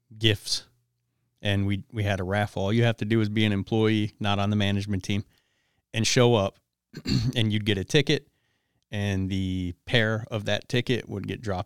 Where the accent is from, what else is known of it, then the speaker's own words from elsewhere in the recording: Detroit, Michigan, United States; moved away; also born or lived in Las Vegas; I'm from Detroit